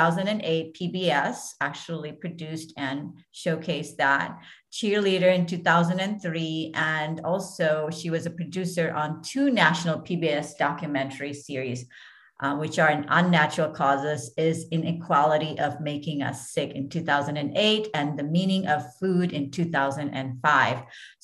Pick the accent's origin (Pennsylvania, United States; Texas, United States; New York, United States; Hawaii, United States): Hawaii, United States; So growing up in Hawaii, we get our favorite, you know, munchies.